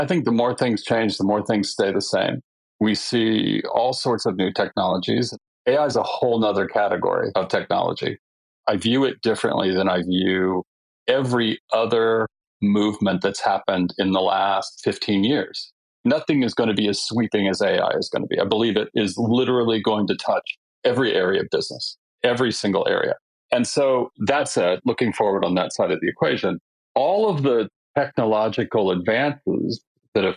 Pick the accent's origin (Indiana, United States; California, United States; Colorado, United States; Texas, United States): California, United States; I'm from California